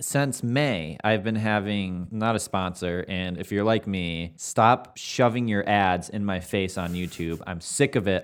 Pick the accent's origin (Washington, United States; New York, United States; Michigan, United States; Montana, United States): Michigan, United States; we're both from Michigan